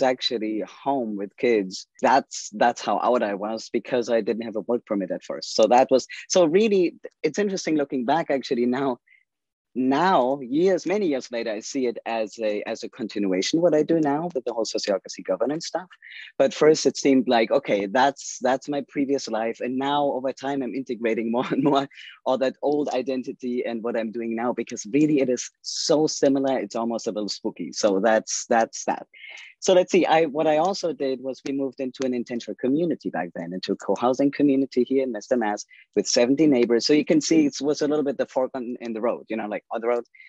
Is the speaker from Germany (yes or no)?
yes; Germany; English is a second language; moved away as an adult; also born or lived in Amherst, Massachusetts, United States; now in United States; I am from Germany. People typically ask me what my accent is. So I always say that first. I grew up there and I went to school there.